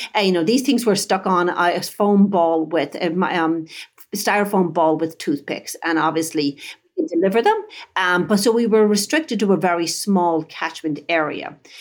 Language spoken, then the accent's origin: English; Dublin, Leinster, Ireland; moved away as an adult; now in United States; I grew up in Dublin, Ireland, back in the, um, seventies, eighties